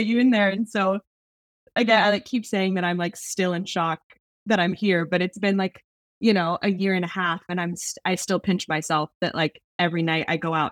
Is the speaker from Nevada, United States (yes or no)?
no; Newport Beach, California, United States; I'm from Newport Beach, California